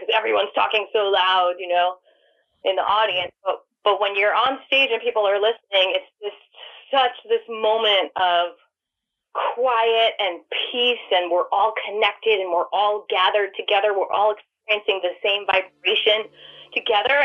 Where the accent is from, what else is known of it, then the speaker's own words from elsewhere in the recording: New York, United States; now in Atlanta, United States; growing up in New York